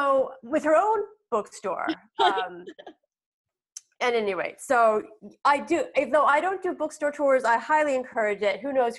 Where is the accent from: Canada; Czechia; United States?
United States; Philadelphia, Pennsylvania; I'm in my hometown of suburban Philadelphia